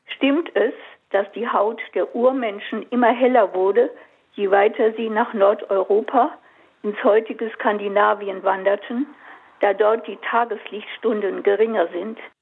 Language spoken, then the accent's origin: German; Leinefelde, Thuringia, Germany; ich komme aus Westthüringen, ähm, einem kleinen Stadt, Leinefelde. Ähm, Westthüringen, die Region heißt Eichsfeld, ist die katholischste Region Deutschlands. Das heißt, ich bin katholisch aufgewachsen